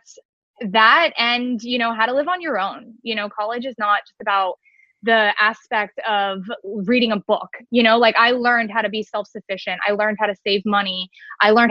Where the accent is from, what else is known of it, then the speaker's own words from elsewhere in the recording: Cooper City, Florida, United States; also born or lived in Orlando; I am actually from Cooper City. I have been living here now for over 26 years